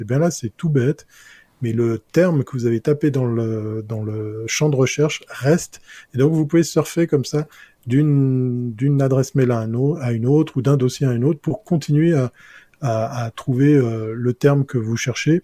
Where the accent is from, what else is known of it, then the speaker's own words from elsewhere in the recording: German-speaking Switzerland, Switzerland; je suis suisse allemand